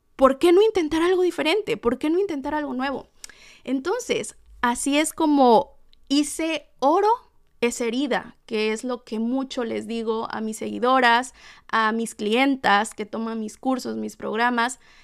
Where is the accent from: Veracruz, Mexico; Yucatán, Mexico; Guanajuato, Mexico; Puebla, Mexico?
Veracruz, Mexico; Tlalixcoyan; de mi hermoso Tlalixcoyan, Veracruz, México, mi pueblo natal.